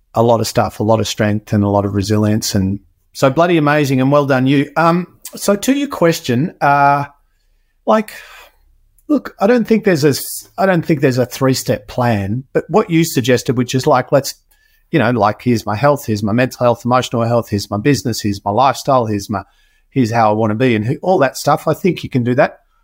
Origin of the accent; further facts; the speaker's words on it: Australia; I was born in Australia